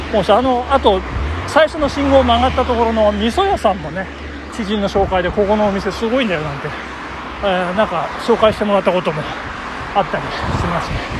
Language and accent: Japanese; Nagano, Japan; born or raised there